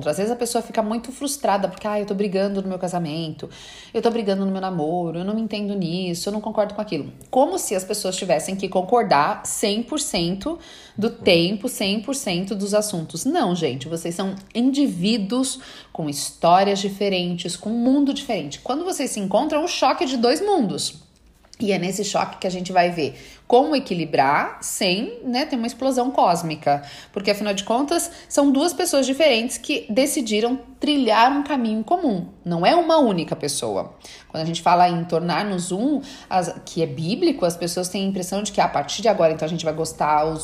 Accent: Bahia, Brazil; sou baiana, zen, água de coco, né, praia, meu marido é italiano, adoro uma guerra.

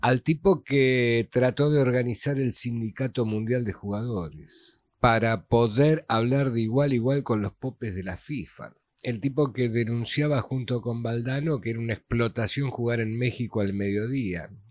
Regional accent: Argentina; sos argentino, sí.

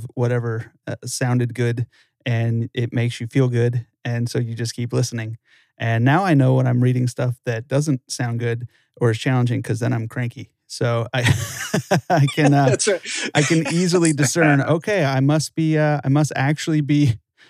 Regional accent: Los Angeles, California, United States; I'm originally from Los Angeles

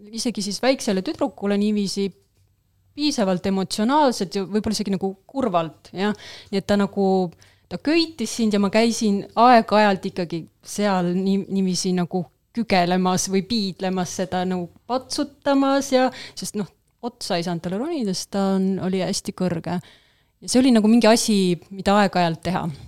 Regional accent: Paide, Järva County, Estonia; mina olen Paidest pärit

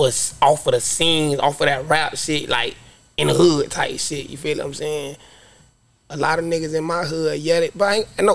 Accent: Carlton, Florida, United States; I'm from Carlton, 8132

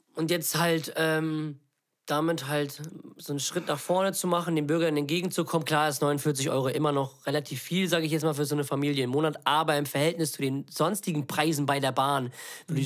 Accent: Lübeck, Schleswig-Holstein, Germany; wir kommen aus Lübeck

